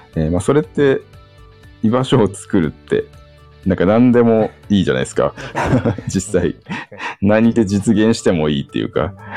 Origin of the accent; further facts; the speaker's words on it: Sapporo, Hokkaido, Japan; moved away as an adult; also born or lived in Aomori / Tokyo; now in Shibata, Japan; 私は出身は北海道札幌市